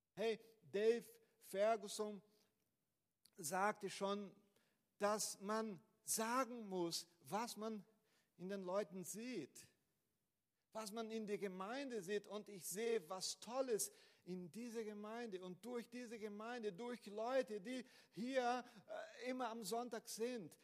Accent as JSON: {"language": "German", "country": "Brazil", "second_language": "German", "moved": "as an adult", "lives_now": "Germany", "said": "ich komme aus Brasilien"}